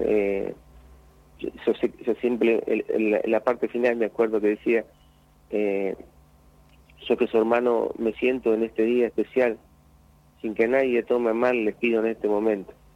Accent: La Colina, Buenos Aires Province, Argentina; allá en mi pueblo Colina

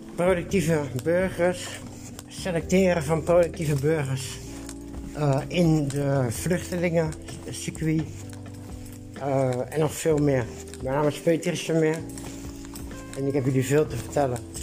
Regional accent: Netherlands; Van het woonwagenkamp waar ik geboren ben, waar Bets Tracé, de gevaarlijkste man van Nederland, ook is opgegroeid

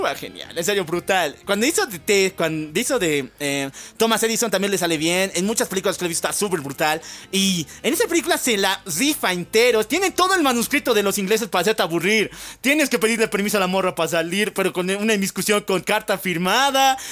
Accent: Mexico

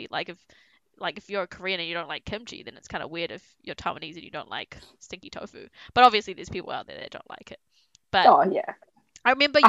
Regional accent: New Zealand; I grew up in New Zealand.

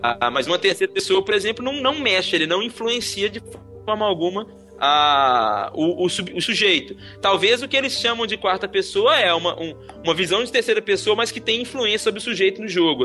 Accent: Belo Horizonte, Minas Gerais, Brazil; ter vindo de Belo Horizonte, que é a minha terra

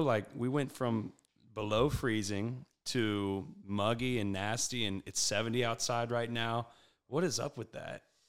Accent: Prairieville, Louisiana, United States; also born or lived in Baton Rouge / Kentucky; I am from Prairieville, so right outside Baton Rouge. Uh, not born and raised necessarily. I was born in Baton Rouge

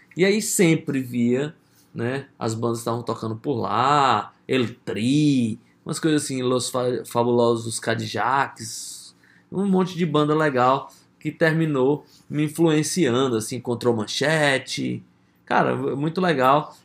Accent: Brazil; sou do Brasil

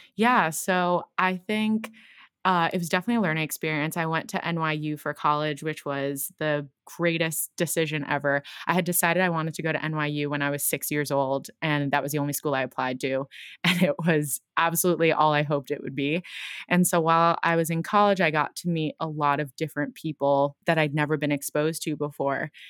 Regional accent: Brick, New Jersey, United States; now in Brooklyn, United States; I grew up in a town called Brick in New Jersey by the shore

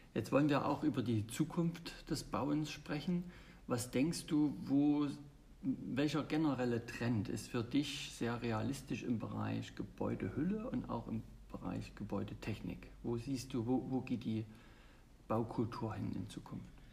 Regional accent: Germany; bei uns in Deutschland

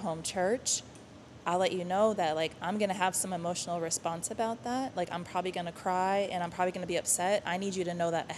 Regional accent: Wisconsin, United States; moved away as an adult; now in Texas, United States; I'm from Wisconsin originally.

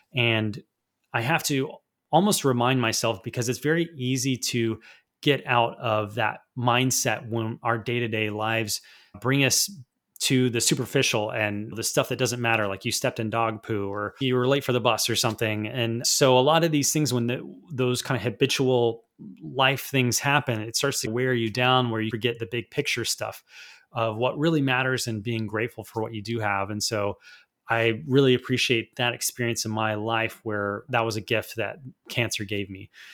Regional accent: United States; also born or lived in Vancouver, Canada; as an American trying to go to an international private school

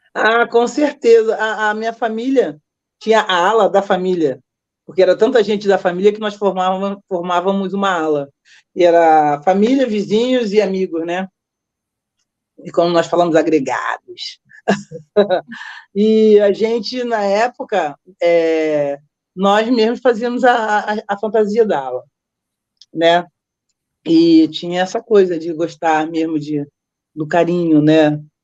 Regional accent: Rio de Janeiro, Brazil; eu vim morar em Vila Isabel, eu tô casada há 38 anos

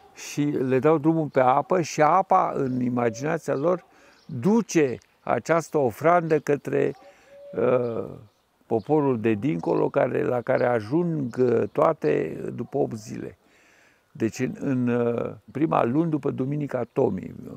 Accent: Suceava, Suceava County, Romania; am copilărit la Suceava

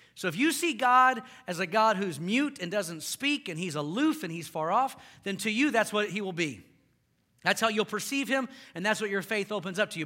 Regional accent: Houston, Texas, United States; moved away; I grew up in Houston.

